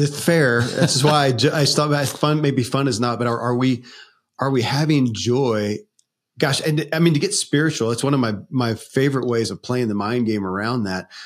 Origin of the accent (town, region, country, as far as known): Kentucky, United States; born or raised there